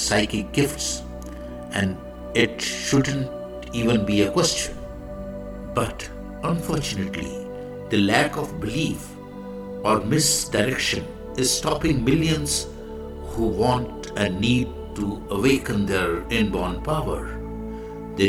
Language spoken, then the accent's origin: English; India; I am the Indian monk.